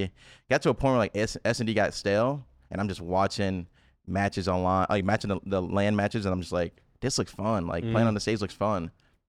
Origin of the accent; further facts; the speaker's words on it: Memphis, Tennessee, United States; So I'm 23. I'm from Memphis, Tennessee.